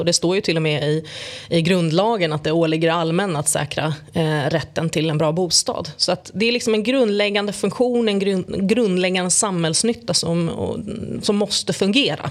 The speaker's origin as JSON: {"language": "Swedish", "town": "Stockholm", "region": "Stockholm County", "country": "Sweden", "tie": "born or raised there", "said": "jag är född och uppvuxen i Tensta"}